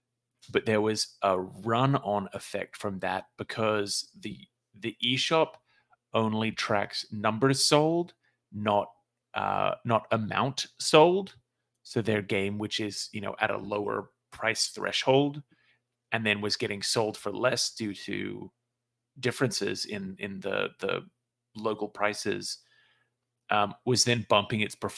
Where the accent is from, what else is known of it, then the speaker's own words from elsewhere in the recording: Australia; accent: Australian; moved away as an adult; now in United States; Sorry, that might have been my Australian accent.